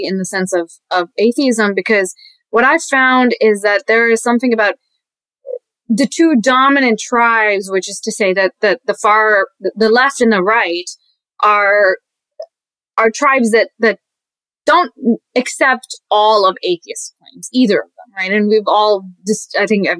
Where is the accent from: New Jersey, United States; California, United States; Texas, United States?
Texas, United States; also born or lived in Pakistan; I was raised in Texas